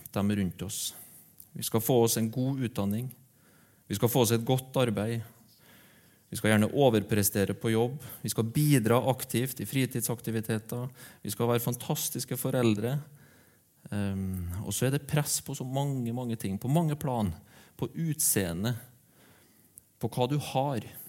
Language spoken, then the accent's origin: Norwegian; Aure, Møre og Romsdal, Norway; moved away; hjembygda mi, Aure